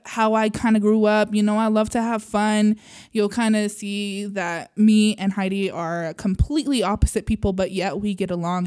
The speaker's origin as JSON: {"language": "English", "region": "Utah", "country": "United States", "tie": "born or raised there", "said": "I grew up in Utah as a Mormon"}